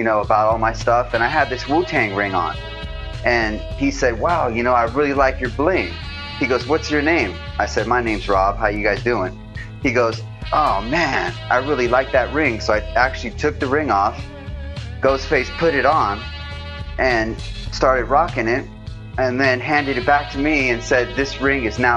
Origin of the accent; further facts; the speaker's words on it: Los Angeles, California, United States; Growing up in LA, I had a, you know, grew up with a lot of the influences